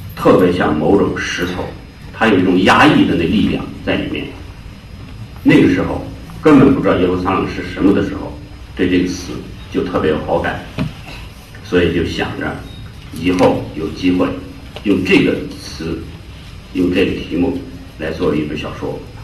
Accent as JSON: {"language": "Chinese", "region": "Jiangsu", "country": "China", "said": "我是江苏人"}